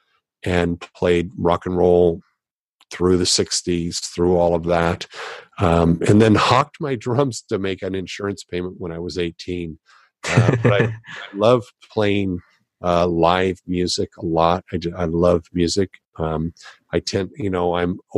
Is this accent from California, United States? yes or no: yes; Los Angeles, California, United States; I grew up in Los Angeles